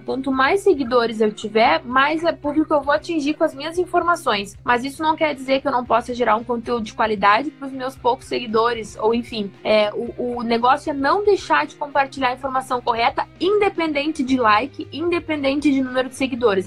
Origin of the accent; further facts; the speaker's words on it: Cruz Alta, Rio Grande do Sul, Brazil; uma boa cruzaltense aqui do Rio Grande do Sul